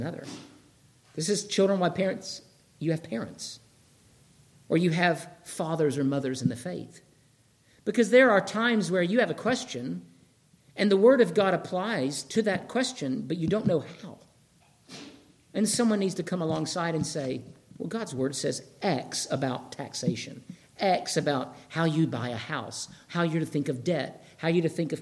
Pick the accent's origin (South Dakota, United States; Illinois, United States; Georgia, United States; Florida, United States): Georgia, United States; moved away; I'm from Georgia.